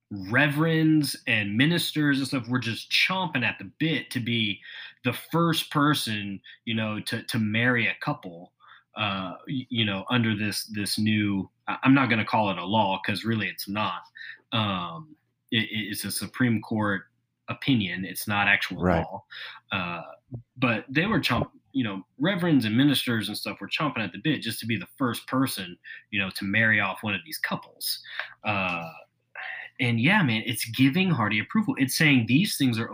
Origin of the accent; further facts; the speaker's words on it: the South, United States; growing up in the South